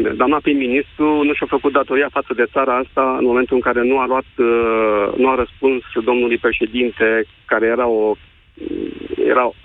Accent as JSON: {"language": "Romanian", "town": "Timișoara", "region": "Timiș County", "country": "Romania", "said": "sunt din Timișoara."}